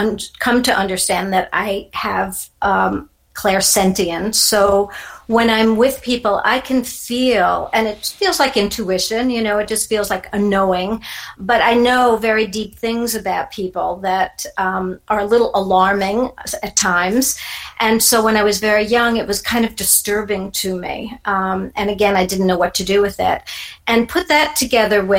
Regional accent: New York City, New York, United States; now in Naples, United States; I'm originally from New York City and I actually grew up in a little suburb, a little place called Neponset, which was part of Queens

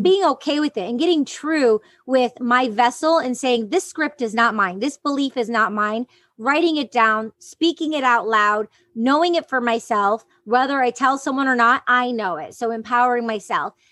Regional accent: Detroit, Michigan, United States; growing up in the Detroit underground music scene

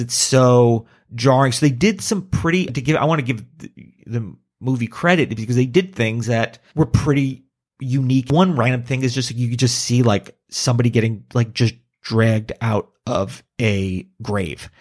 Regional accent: Hackensack, New Jersey, United States; I was born in Hackensack.

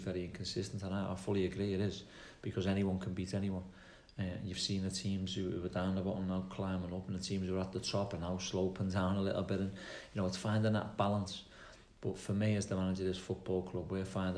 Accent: Liverpool, North West England, United Kingdom; accent: Scouse; moved away as an adult; now in Plymouth, United Kingdom; I'm not Cornish or the other side, so I'm Scouse

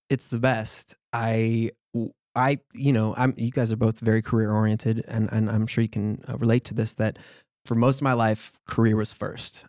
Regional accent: New York City, New York, United States; growing up in New York

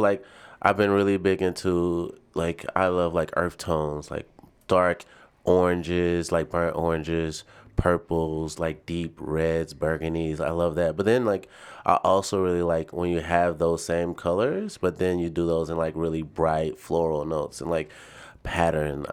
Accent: Nashville, Tennessee, United States; moved away as an adult; also born or lived in Birmingham, Alabama; now in Chicago, United States; I was born and raised in Nashville, Tennessee

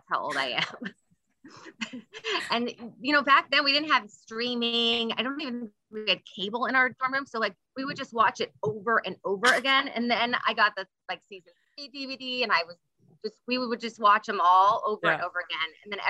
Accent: Bay Area, California, United States; I'm from the Bay Area.

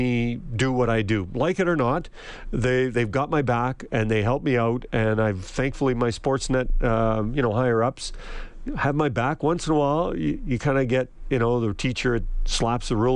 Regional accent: Edmonton, Alberta, Canada; I grew up near Commonwealth, between Commonwealth and Rexall, Northlands Coliseum

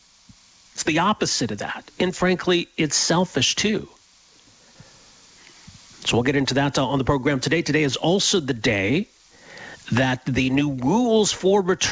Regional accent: Edmonton, Alberta, Canada; I grew up in Edmonton

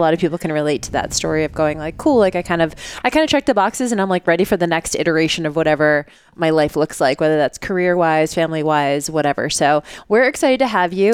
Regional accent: Boston, Massachusetts, United States; I grew up in Boston

